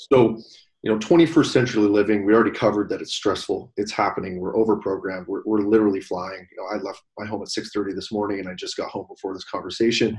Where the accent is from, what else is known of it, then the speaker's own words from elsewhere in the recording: Canada; as a Canadian